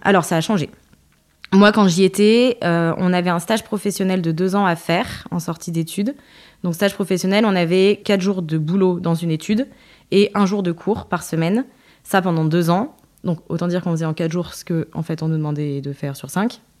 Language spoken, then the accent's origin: French; Le Puy-en-Velay, Auvergne-Rhône-Alpes, France; also born or lived in Creil; je suis née en banlieue parisienne, à Creil, euh, et j'ai migré euh, avec mes parents très très rapidement, j'avais 5 ans, au Puy-en-Velay